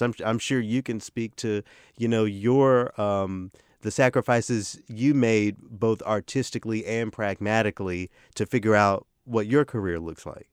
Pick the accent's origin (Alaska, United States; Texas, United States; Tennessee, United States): Tennessee, United States; Memphis; moved away; I'm done with grad school just in time for this audition in my hometown